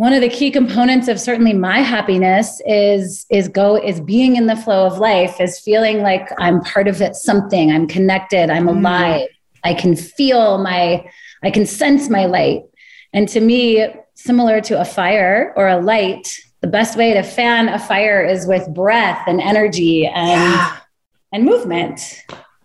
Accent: Northern California, United States; I grew up in Northern California

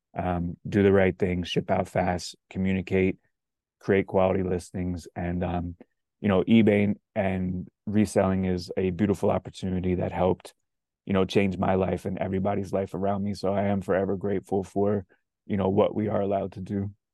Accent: South Florida, United States; I'm from South Florida.

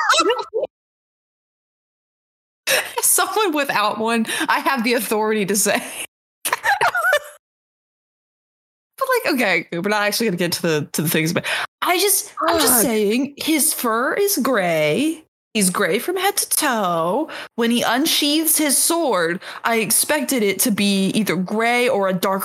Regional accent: United States; I'm an American

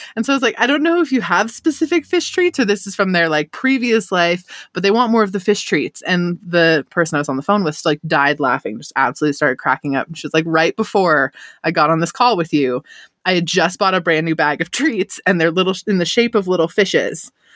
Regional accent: United States; I was born and raised in Lake Tahoe. I'm here still.

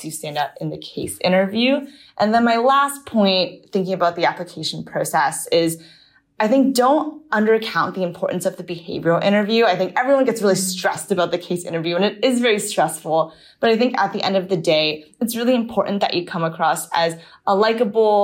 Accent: Maryland, United States; moved away as an adult; also born or lived in Berkeley, California; I grew up in Maryland. I lived there through my high school years

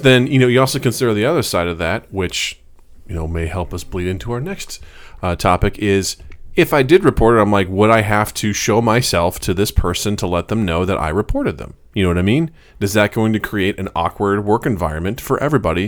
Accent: Missouri, United States; a town right by where I grew up in Missouri, a town called Edina

